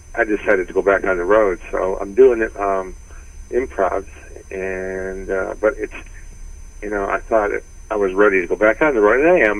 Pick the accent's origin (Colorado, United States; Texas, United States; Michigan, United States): Michigan, United States; Detroit; moved away; also born or lived in San Francisco / Los Angeles; I was from Detroit